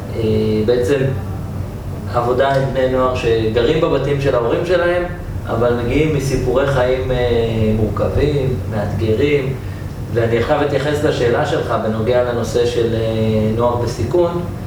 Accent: Jerusalem, Jerusalem District, Israel; גדלתי בירושלים אה, של שנות ה-80.

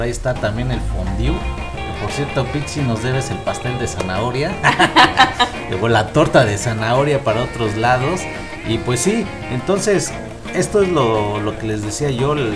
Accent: Mexico; nosotros aquí en México

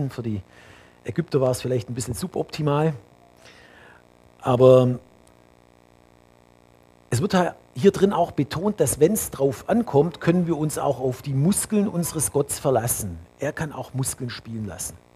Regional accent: Bavaria, Germany; Für mich als Allgäuer, ne, die Berge im Allgäu bei Winter.

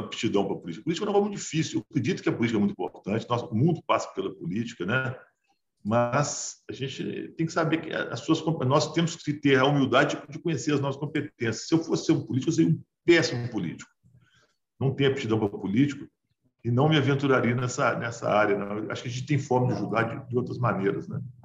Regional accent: Brazil; A gente é brasileiro

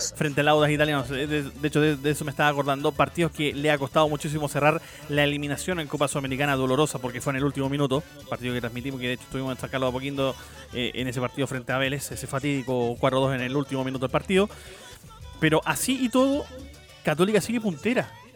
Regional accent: Chile

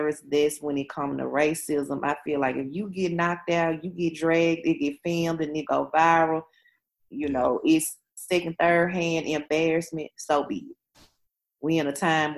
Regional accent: Memphis, Tennessee, United States; we born and raised in the South, in a place where Dr. King was killed

